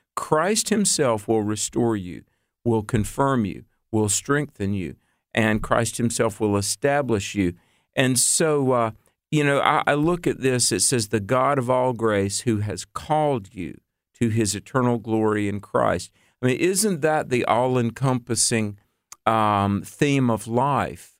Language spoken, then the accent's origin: English; North Carolina, United States; moved away; back in North Carolina, my home state